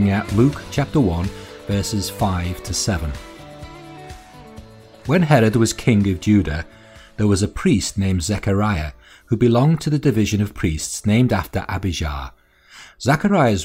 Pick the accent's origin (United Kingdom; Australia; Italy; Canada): United Kingdom; Walton; As a young lad growing up in Walton